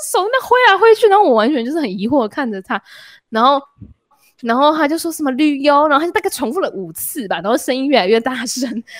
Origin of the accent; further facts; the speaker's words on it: Singapore; 我从新加坡，我是新加坡人，我当然会就是觉得新加坡是一个熟悉的地方。